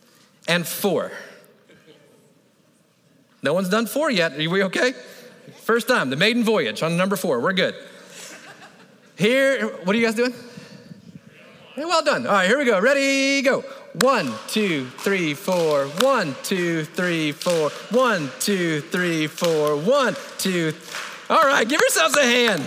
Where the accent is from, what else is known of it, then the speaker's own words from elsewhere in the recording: Florida, United States; I grew up in Florida